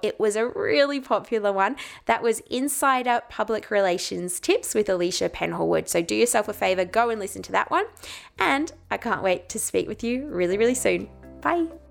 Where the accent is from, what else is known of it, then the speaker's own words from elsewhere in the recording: Ballarat, Victoria, Australia; my hometown in Ballarat